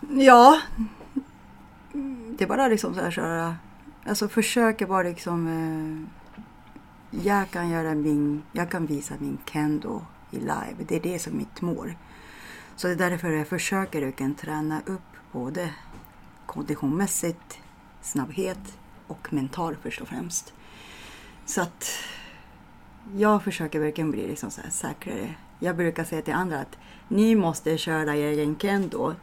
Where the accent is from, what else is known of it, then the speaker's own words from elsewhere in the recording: Japan; Swedish is a second language; moved away as an adult; also born or lived in Medåker, Sweden; now in Stockholm, Sweden; när jag var dagisbarn, så jag kollade på TVn när jag bodde i Japan